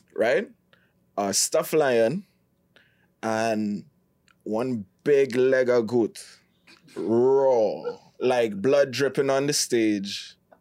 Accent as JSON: {"language": "English", "country": "Trinidad & Tobago", "said": "I'm from Trinidad"}